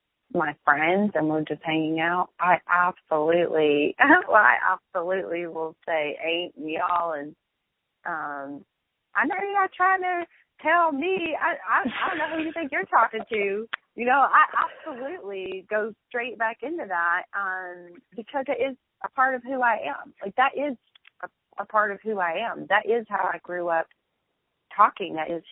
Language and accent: English; the South, United States; accent: Southern; I definitely try to curtail my Southern accent, not because I'm ashamed of it, but because particularly in business, I need to be taken seriously.